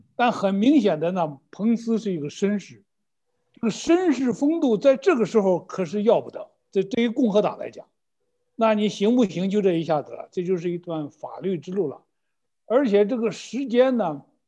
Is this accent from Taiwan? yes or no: no; China; 用我们中国的一句土话